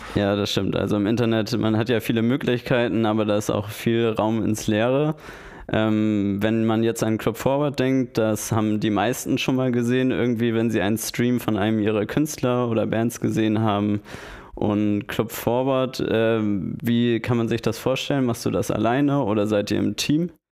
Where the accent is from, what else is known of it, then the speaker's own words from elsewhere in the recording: Hamburg, Germany; als Hamburger